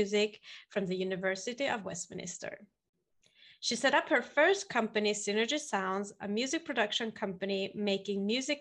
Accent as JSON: {"language": "English", "country": "Sweden", "tie": "born or raised there", "said": "Sweden, my hometown"}